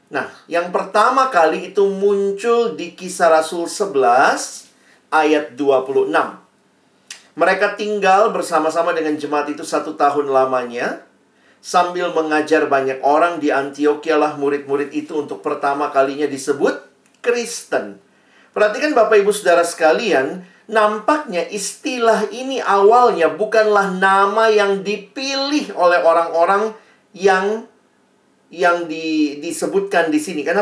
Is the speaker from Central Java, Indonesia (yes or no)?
no; Ambon, Maluku, Indonesia; Saya uh, kalau dari marga saya, saya ini orang Ambon. Papa saya Ambon, mama saya Manado Tionghoa.